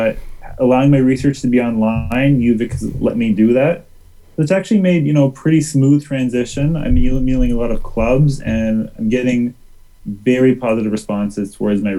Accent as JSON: {"language": "English", "town": "Toronto", "region": "Ontario", "country": "Canada", "also_born_or_lived": "Mississauga, Ontario", "moved": "as an adult", "lives_now": "Victoria, Canada", "said": "I'm from Toronto"}